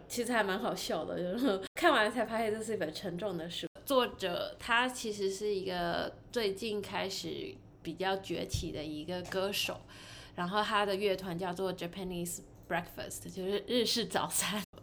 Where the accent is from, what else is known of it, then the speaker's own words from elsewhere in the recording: Taiwan; now in United States; 我是在亚洲长大，然后可是现在，现在在美国大概快十年了吧